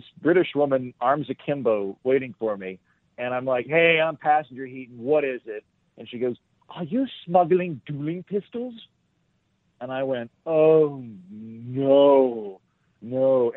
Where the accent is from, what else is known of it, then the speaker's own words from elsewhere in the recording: Oklahoma, United States; also born or lived in Scotland; I'm from Oklahoma